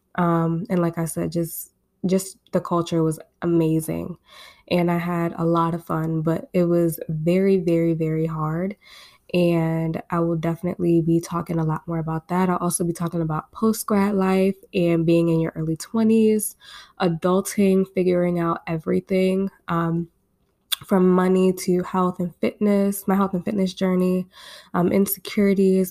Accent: Baltimore, Maryland, United States; I'm coming to you guys from my hometown in Baltimore, Maryland. I was born and raised here.

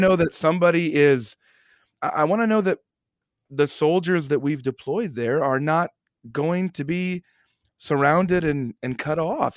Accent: United States; as an American

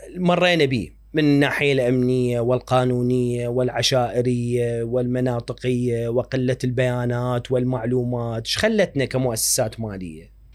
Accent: Iraq; احنا كعراقيين

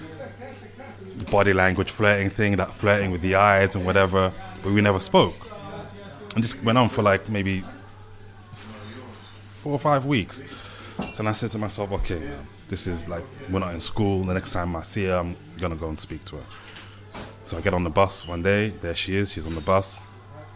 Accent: United Kingdom; growing up in Britain

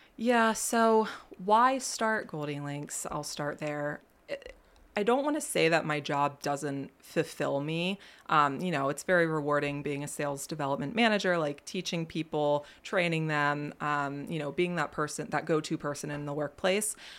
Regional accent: Millersburg, Pennsylvania, United States; I was born and raised in Millersburg, Pennsylvania

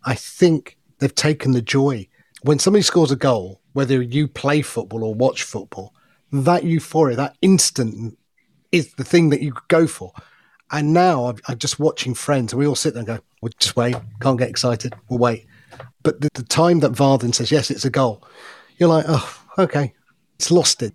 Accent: Loughborough, East Midlands, United Kingdom; also born or lived in India; I was the only Indian kid of a, a school of a thousand white kids at Loughborough Grammar School

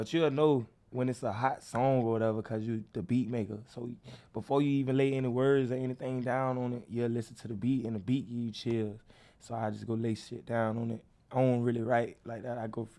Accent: Jamaica; I'm from Jamaica, baby.

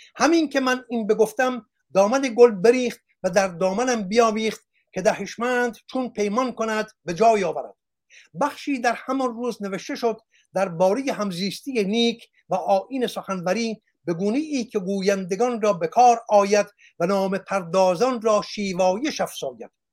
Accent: Iran; moved away; also born or lived in Australia; من ایرانیم

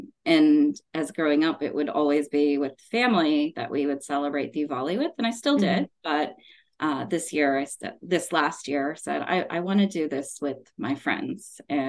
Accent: United States; If you're born here, you are the first generation. So I am first generation American Indian born here. So a lot of my upbringing is very culturally from India, right?

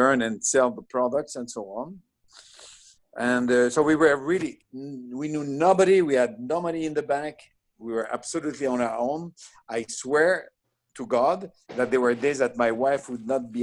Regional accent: Bizerte, Bizerte Governorate, Tunisia; accent: French; also born or lived in Israel; now in United States; I was born in Tunisia, which is a French colony

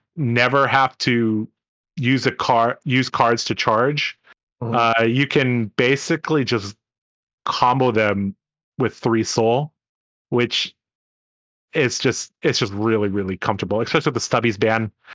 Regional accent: Hong Kong; moved away; I, I come from Hong Kong.

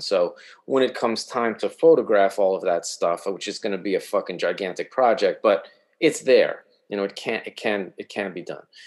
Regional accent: New York, United States; moved away as an adult; also born or lived in Eugene, Oregon; I'm from New York

